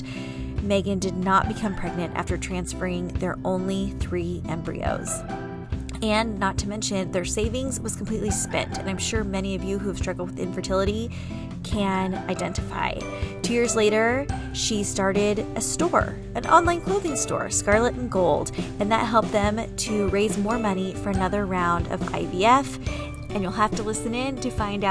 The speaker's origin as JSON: {"language": "English", "town": "San Diego", "region": "California", "country": "United States", "tie": "born or raised there", "moved": "as an adult", "said": "I grew up in San Diego, never left till I was 23"}